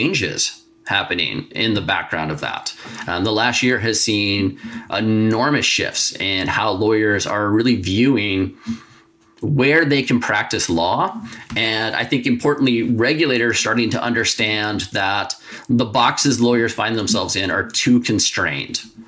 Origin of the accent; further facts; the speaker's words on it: United States; moved away as an adult; now in Canada; my home country, the United States